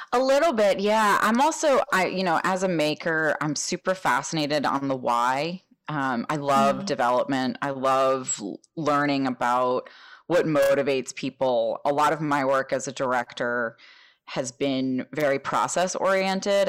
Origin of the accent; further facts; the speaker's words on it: New Jersey, United States; moved away; I grew up in North Jersey